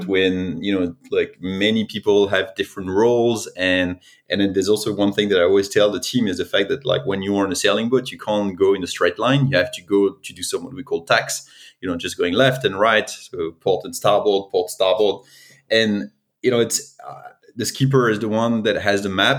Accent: France; accent: French; English is a second language; I'm originally from France, as you can probably tell by my accent.

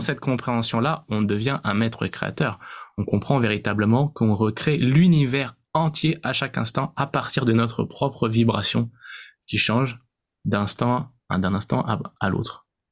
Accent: France; on est né en France, euh, On a certainement, euh, beaucoup de, de, de points communs parce qu'on est français

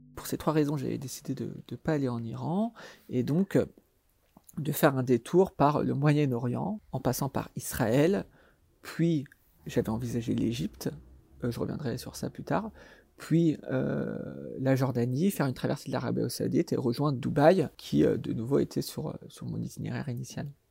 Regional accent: France

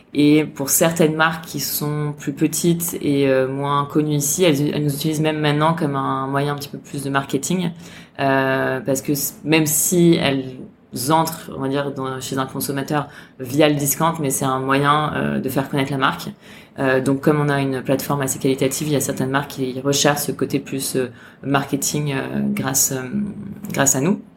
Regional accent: France; now in Hong Kong; en tant que Français

